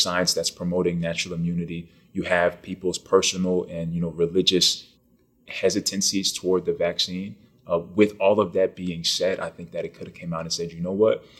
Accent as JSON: {"language": "English", "town": "Naples", "region": "Florida", "country": "United States", "tie": "born or raised there", "also_born_or_lived": "Bronx, New York", "said": "I was born in Bronx, New York. I lived there till I was about ten. Uh, my parents had split up and I went with my mom, my four brothers, and one sister to Naples, Florida."}